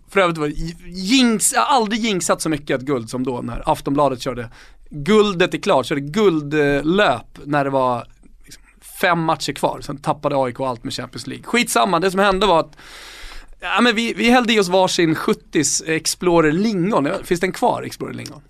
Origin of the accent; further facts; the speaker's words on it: Stockholm, Stockholm County, Sweden; jag var stockholmare